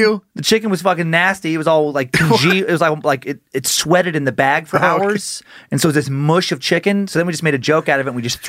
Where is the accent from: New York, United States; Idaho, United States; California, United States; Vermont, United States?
Idaho, United States; I think it is maybe how we grew up in Idaho